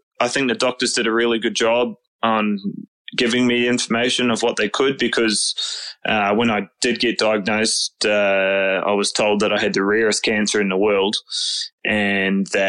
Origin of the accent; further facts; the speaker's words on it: New Zealand; moved away; I'm originally from New Zealand, so all my cousins and stuff are over there